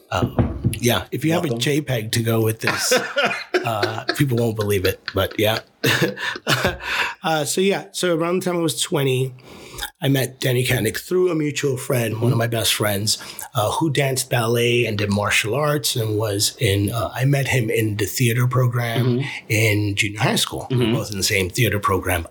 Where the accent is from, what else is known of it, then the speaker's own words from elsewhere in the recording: New York City, New York, United States; Growing up in the Lower East Side